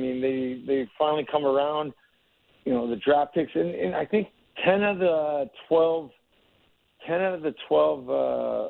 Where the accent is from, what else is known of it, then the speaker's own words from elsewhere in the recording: United States; growing up in the Tri-City area